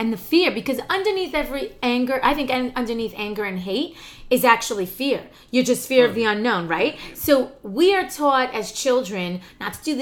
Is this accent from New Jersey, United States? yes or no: yes; New Jersey, United States; I grew up out right outside New Jersey